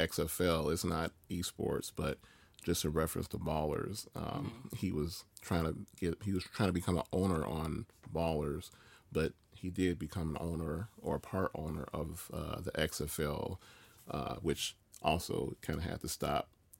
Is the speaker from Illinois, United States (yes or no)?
yes; Chicago, Illinois, United States; I grew up in Chicago